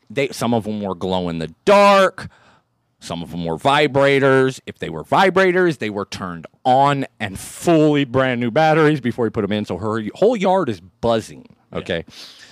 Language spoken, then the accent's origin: English; San Diego, California, United States; I'm from San Diego